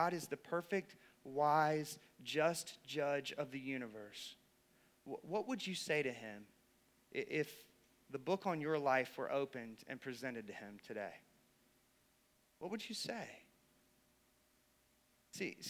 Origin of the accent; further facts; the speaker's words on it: the Bible Belt, United States; I grew up in the Bible Belt